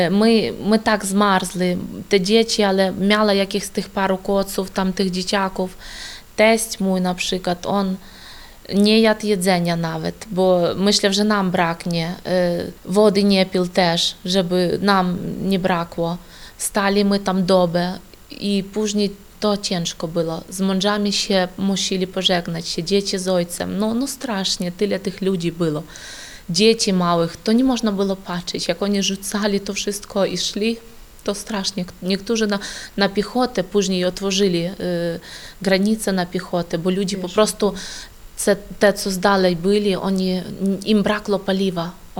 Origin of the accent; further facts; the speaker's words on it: Novovolynsk, Volyn Oblast, Ukraine; now in Poland; Przyjechaliśmy z Ukrainy, z Wolyńskiej oblasti, miasto Nowowolynsk.